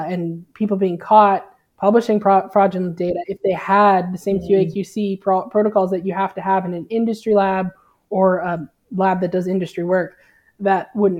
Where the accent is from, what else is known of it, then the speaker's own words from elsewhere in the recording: Alberta, Canada; moved away as an adult; now in New Brunswick, Canada; I grew up in Alberta and that's where I did my PhD